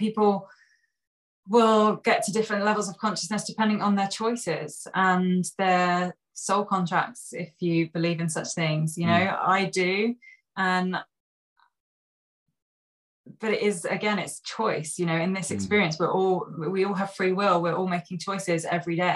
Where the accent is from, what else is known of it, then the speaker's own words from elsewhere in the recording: Sussex, South East England, United Kingdom; I grew up in Sussex.